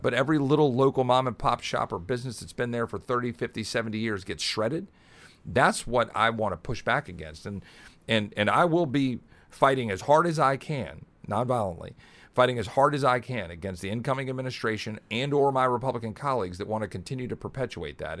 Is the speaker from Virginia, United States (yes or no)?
yes; Virginia, United States; moved away; also born or lived in Texas / Richmond, Virginia; I actually grew up in Virginia